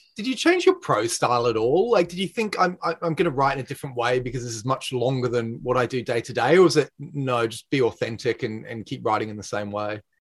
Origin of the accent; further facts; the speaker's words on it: Australia; moved away; I'm, I'm from Australia